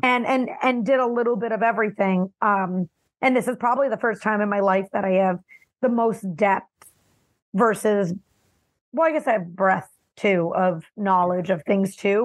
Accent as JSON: {"language": "English", "town": "Miami", "region": "Florida", "country": "United States", "tie": "born or raised there", "also_born_or_lived": "New Jersey", "said": "I grew up in West Kendall, Miami, Florida. I was born in New Jersey"}